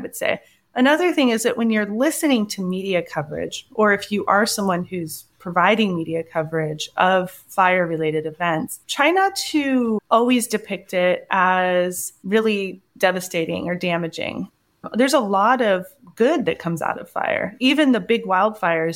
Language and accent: English; Hayfork, California, United States; Where I grew up in Hayfork is only a couple hours from where the Dixie Fire burned.